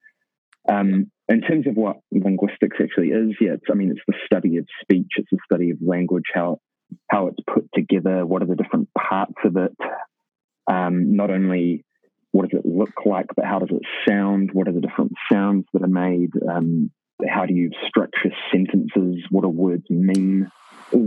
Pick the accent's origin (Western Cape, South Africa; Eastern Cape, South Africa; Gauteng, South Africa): Gauteng, South Africa; Kempton Park; accent: South African; moved away as an adult; now in New Zealand; I'm from Kempton Park, Johannesburg. I've been in New Zealand for about 10 years